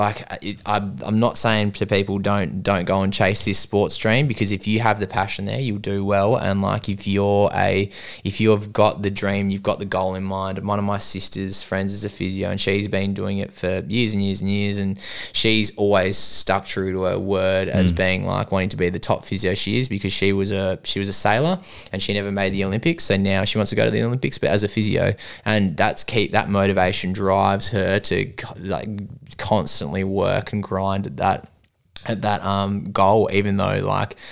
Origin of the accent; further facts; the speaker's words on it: Melbourne, Victoria, Australia; moved away as an adult; now in Western Australia, Australia; I'm from Melbourne originally